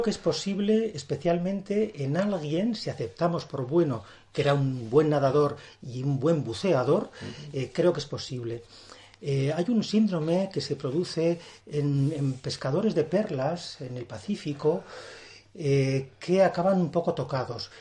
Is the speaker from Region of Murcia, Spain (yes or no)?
no; Burgos, Castile and León, Spain; yo soy un hombre de la meseta. Eh, hay que reconocerlo, soy, yo nací en Burgos